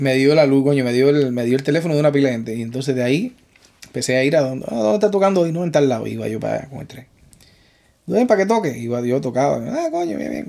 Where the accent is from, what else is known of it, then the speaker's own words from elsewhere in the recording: Cuba; moved away as an adult; also born or lived in Spain; now in New York, United States; Yo salí de Cuba en 2004